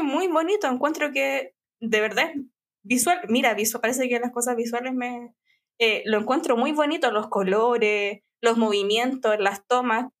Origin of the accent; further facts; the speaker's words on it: San Bernardo, Santiago Metropolitan Region, Chile; no nací en San Bernardo, pero tenía, no sé, un año, dos años cuando empecé a, a ir a San Bernardo. Entonces viví la mayor parte de mi vida en San Bernardo, por 25, 26 años.